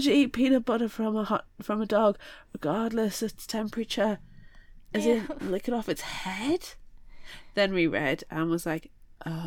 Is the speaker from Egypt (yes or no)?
no; United Kingdom; we're British